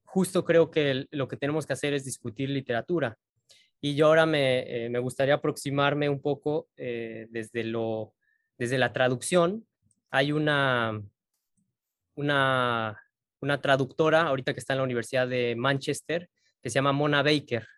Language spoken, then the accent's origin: Spanish; Mexico; Yo siento como mexicano